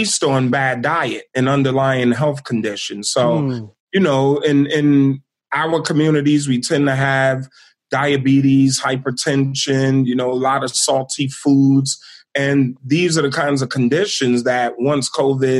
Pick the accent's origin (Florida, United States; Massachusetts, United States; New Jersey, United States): New Jersey, United States; East Orange; moved away as an adult; my hometown of Illtown, East Orange, New Jersey